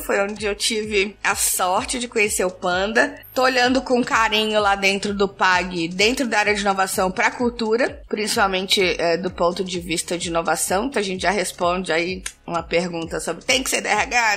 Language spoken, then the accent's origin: Portuguese; Brazil; accent: mix of Bahian with a carioca touch, caiçara; also born or lived in Chapada Diamantina, Bahia; now in São Paulo, Brazil; nasci na Chapada Diamantina, tenho aí um, um mix de baiana retada com um totaque meio carioca que veio da família, caiçara de criação